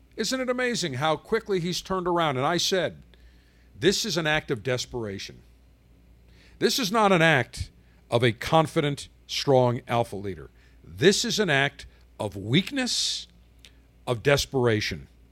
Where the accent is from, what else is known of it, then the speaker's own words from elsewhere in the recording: Buffalo, New York, United States; moved away; I grew up in Buffalo